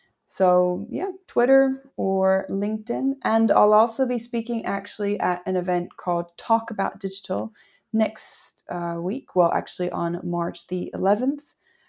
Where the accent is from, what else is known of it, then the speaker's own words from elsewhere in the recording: Australia; I am Australian, although I don't sound it.